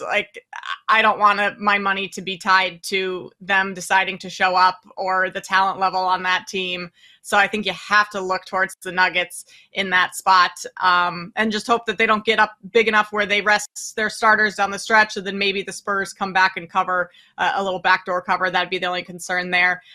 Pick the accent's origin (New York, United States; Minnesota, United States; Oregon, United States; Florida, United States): Minnesota, United States; I grew up in Minnesota